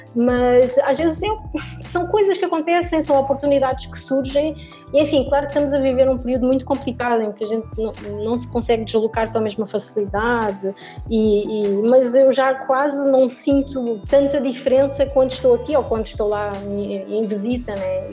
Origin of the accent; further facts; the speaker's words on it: Lisbon, Portugal; moved away as an adult; now in southern Brazil; eu sou portuguesa, eu nasci em Lisboa